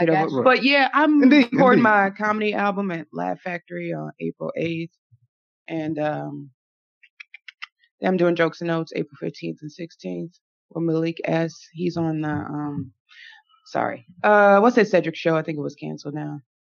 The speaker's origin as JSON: {"language": "English", "town": "Lake Forest", "region": "Illinois", "country": "United States", "tie": "born or raised there", "said": "I grew up in Lake Forest, so."}